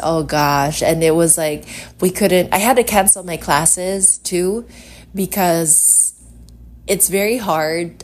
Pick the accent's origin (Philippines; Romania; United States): Philippines; Iloilo City, Western Visayas; I am from Iloilo City.